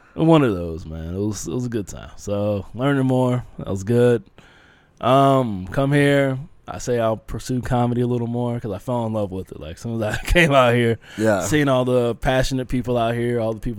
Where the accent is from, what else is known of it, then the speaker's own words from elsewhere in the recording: Leesburg, Virginia, United States; moved away as an adult; also born or lived in Springfield, Virginia / Alaska; now in Phoenix, United States; the hometown I was in, Leesburg, I'll say that, Leesburg, Virginia